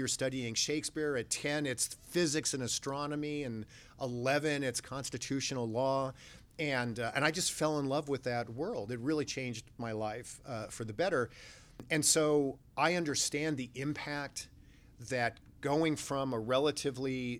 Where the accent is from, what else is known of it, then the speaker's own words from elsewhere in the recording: Los Angeles, California, United States; we grew up in the San Fernando Valley, North Hollywood.